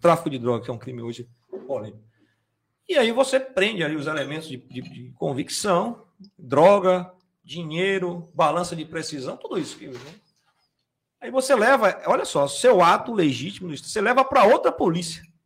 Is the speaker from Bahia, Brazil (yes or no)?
yes; Salvador, Bahia, Brazil; Eu vim é, da periferia de Salvador.